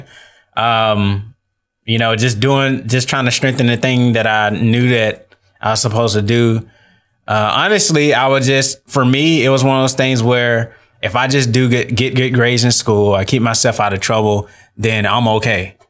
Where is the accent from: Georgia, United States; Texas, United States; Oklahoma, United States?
Georgia, United States; Atlanta; moved away as an adult; now in Tallahassee, United States; I was born and raised in Atlanta, Georgia. Um, I moved to Tallahassee in twenty fifteen